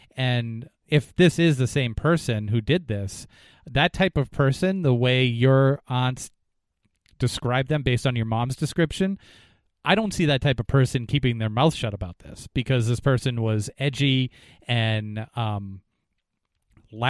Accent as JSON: {"language": "English", "region": "New Hampshire", "country": "United States", "tie": "born or raised there", "said": "the town that I grew up in New Hampshire"}